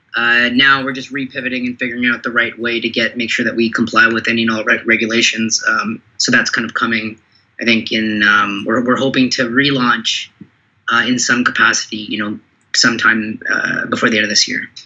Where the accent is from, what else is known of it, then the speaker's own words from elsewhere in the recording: Toronto, Ontario, Canada; I was born in Canada or, or Toronto, but you know my background's uh, you know Sri Lankan